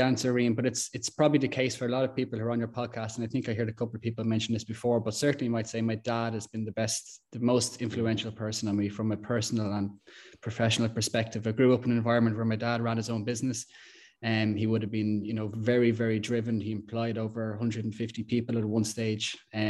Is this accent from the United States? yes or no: no; Dunshaughlin, Leinster, Ireland; I'm originally from Dunshaughlin, born and bred, played football here throughout the years. I'm a Dunshaughlin man through and through at this stage.